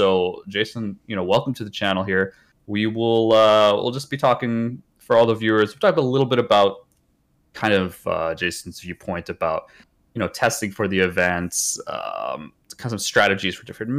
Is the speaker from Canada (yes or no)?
yes; Canada